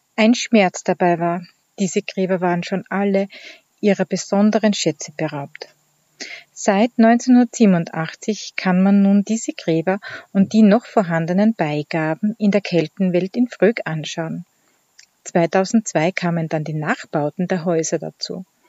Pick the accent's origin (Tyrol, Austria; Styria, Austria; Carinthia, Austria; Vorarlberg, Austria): Styria, Austria; Hart bei Graz; von Die Handwerkstätte aus meiner Heimat in Hart bei Graz in der grünen Steiermark.